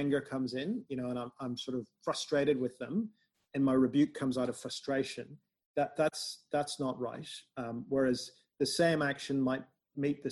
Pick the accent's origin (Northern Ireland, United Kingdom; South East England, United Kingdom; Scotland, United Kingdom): Northern Ireland, United Kingdom; I'm from Northern Ireland